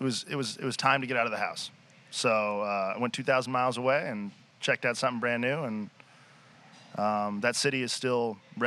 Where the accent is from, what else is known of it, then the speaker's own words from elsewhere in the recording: Portland, Oregon, United States; also born or lived in Seattle, Washington / Elgin, Illinois; Back here to Portland.